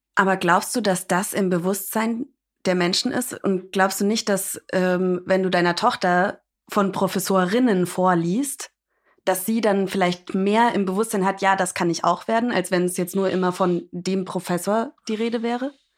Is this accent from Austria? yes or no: no; United States; ich bin Amerikanerin